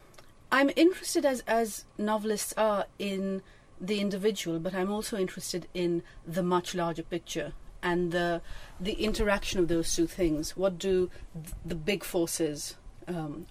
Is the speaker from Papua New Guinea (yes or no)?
no; Pakistan; when I was growing up in Pakistan